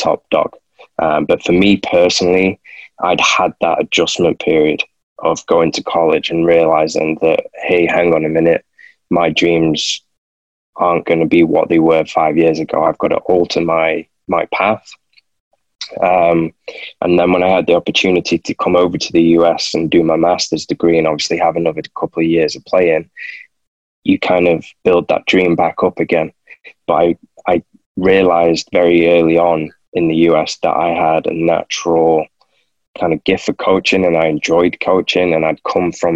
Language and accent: English; Manchester, North West England, United Kingdom; moved away as an adult; also born or lived in San Antonio, Texas; I'm coming from Manchester where it's raining most of the time, and I've gone to San Antonio